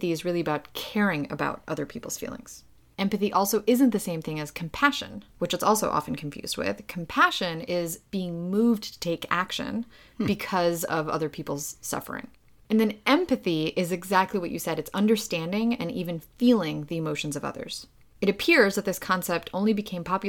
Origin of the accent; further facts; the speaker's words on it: Ukraine; I come from Ukraine. We're a cold, rational people.